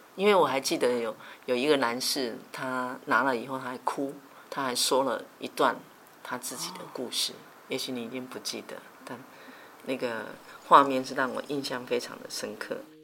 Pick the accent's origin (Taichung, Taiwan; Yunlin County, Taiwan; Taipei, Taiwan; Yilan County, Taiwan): Yunlin County, Taiwan; 小时候，在云林